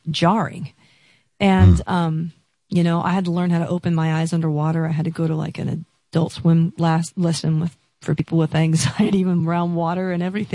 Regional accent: Seattle, Washington, United States; I'm from Seattle

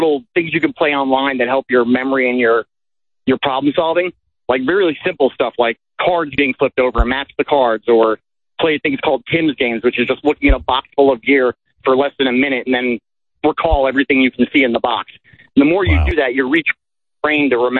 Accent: New Jersey, United States; I was lower class from New Jersey growing up

